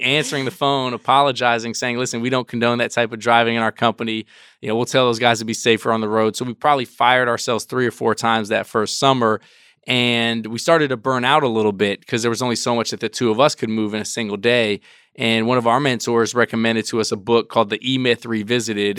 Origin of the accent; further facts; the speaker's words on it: Washington, District of Columbia, United States; I grew up in Washington, D C